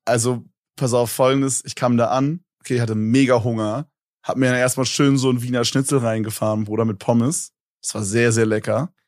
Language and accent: German; Berlin, Germany; Ich komme so aus Berlin